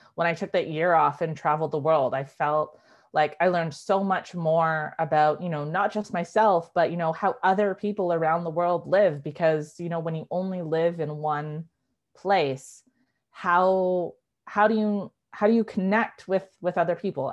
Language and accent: English; Vancouver, British Columbia, Canada; She moved across the country to Vancouver and that's where I was born and raised.